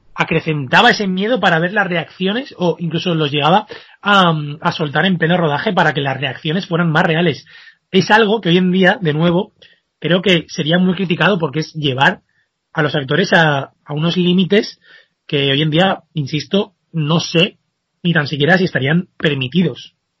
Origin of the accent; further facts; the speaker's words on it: Spain; como españoles nos podemos sentir eh, muy orgullosos